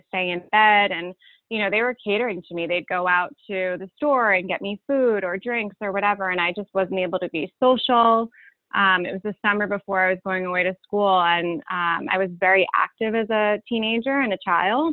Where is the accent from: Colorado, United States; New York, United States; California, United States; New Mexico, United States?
New York, United States; Cold Spring Harbor; moved away as an adult; now in London, United Kingdom; I currently live in London, but I'm from Cold Spring Harbor, Long Island